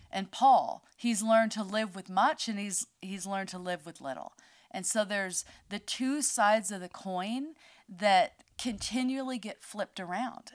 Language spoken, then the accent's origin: English; United States; moved away; I'm an American.